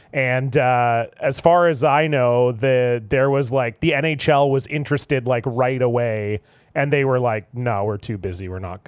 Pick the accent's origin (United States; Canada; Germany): Canada; I'm Canadian